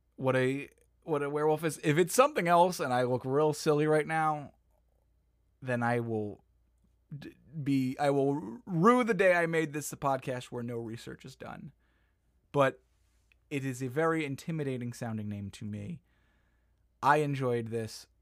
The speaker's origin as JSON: {"language": "English", "country": "United States"}